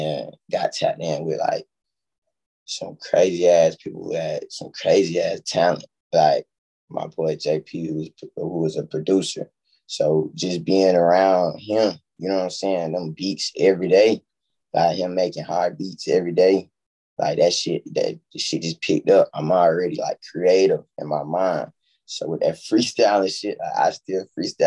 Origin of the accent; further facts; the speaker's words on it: Columbia, South Carolina, United States; also born or lived in Sumter, South Carolina; I'm really like from South Carolina, Columbia